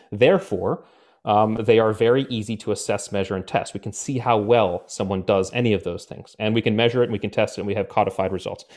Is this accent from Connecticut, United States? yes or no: yes; Connecticut, United States; I grew up in Connecticut